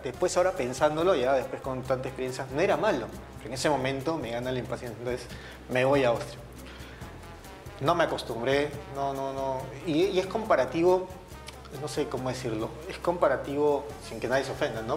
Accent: Lima, Peru; also born or lived in Callao; Sí, yo nací en el Callao. Yo soy chalaco, ¿no? De nacimiento, pero desde que tengo uso de razón soy de Surco, de, San Ignacio, por la Richie, por ahí, por esa zona.

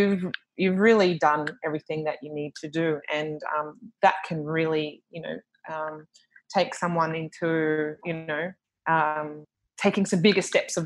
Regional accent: Australia; now in Papua New Guinea; when I'm moving from Australia and coming to PNG and life is a little bit slower

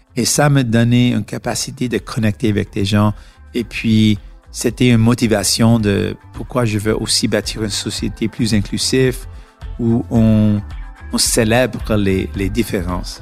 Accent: Canada; French is a second language; nous sommes tous de Canada

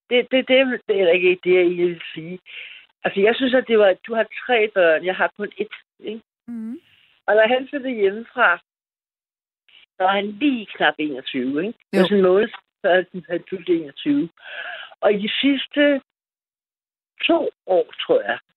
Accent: Gentofte, Capital Region of Denmark, Denmark; now in Copenhagen, Denmark; jeg kommer fra Gentofte.

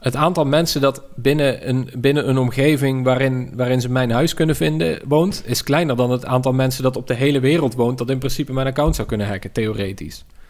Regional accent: Tilburg, North Brabant, Netherlands; Tilburg, waar ik vandaan kom

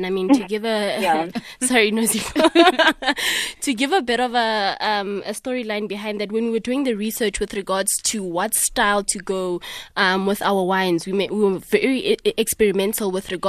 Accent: South Africa; in order for us to wear sort of like a badge of honor in terms of owning our own pride and saying we're proudly South African, we might as well actually focus on making a quality, exceptional product from South Africa

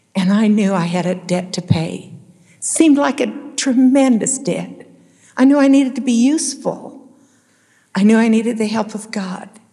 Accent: Salt Lake City, Utah, United States; I grew up in Salt Lake City on Capitol Hill

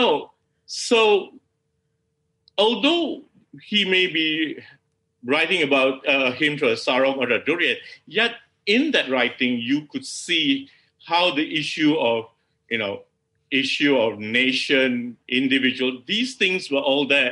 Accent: Malaysia

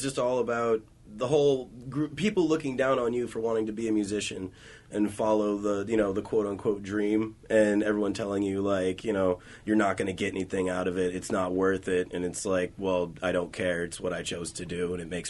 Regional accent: Kent, Washington, United States; I went to elementary, junior high, high school like in Kent.

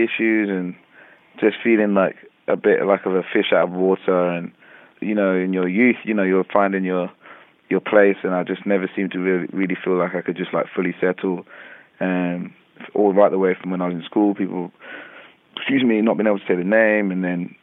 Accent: London, United Kingdom; growing up in London

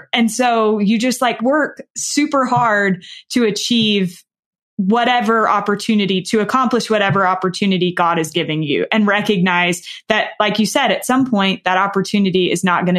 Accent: the South, United States; And I am from the South. I do speak slower and I probably don't speak perfectly.

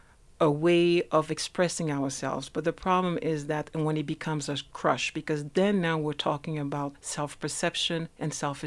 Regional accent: France; also born or lived in Switzerland; I'm from France and Switzerland, but I started here in South Africa

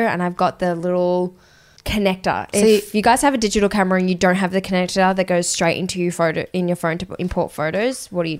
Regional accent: Australia; accent: Australian; I go, Australia.

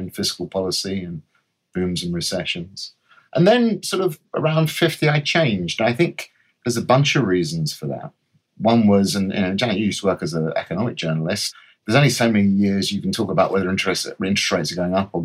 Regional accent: London, United Kingdom; I'm a Londoner, or a North Londoner, to be more precise. I was born in Enfield, went to school at Edmonton

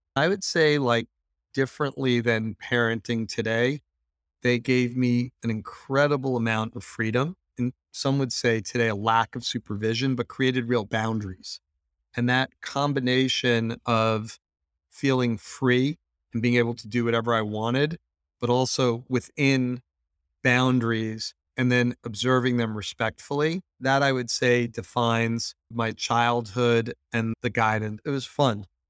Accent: United States; Being an American

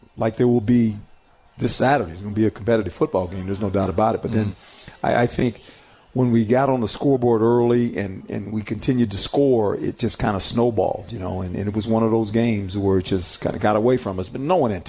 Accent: West Coast, United States; moved away; I'm from the West Coast

